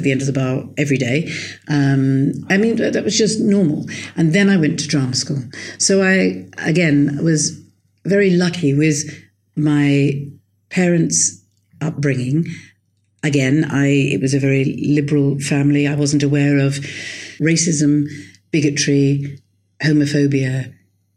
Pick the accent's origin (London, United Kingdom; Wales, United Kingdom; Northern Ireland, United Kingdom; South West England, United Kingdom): London, United Kingdom; I was born in London.